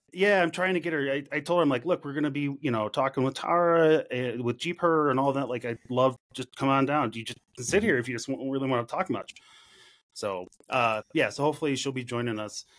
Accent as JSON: {"language": "English", "town": "Chicago", "region": "Illinois", "country": "United States", "tie": "born or raised there", "moved": "yes", "said": "I grew up in Chicago"}